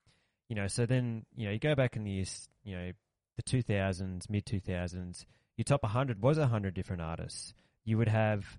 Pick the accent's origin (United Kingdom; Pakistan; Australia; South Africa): Australia